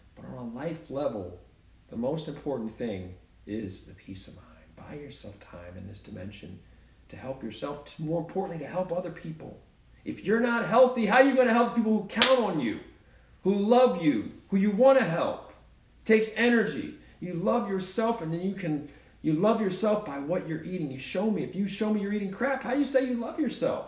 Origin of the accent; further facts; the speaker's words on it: Baltimore, Maryland, United States; I'm from Baltimore